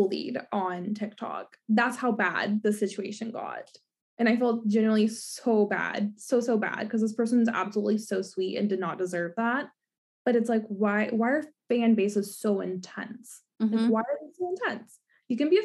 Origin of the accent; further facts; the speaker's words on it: Kentucky, United States; I grew up in Kentucky